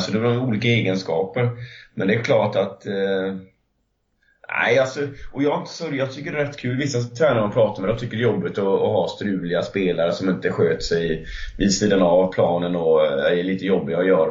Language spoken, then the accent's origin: Swedish; Lindsdal, Kalmar County, Sweden; Jag kommer från Kalmar och eh, 9 kilometer utanför Lindsdal, jag upp, eh, i Lindsdal, är jag uppvuxen.